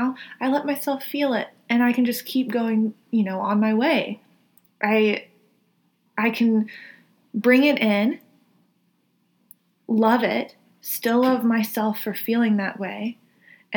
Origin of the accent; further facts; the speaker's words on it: the South, United States; I come from the South